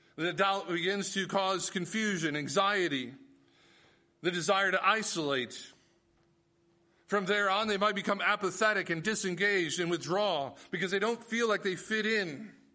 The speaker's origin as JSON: {"language": "English", "country": "United States", "said": "as Americans"}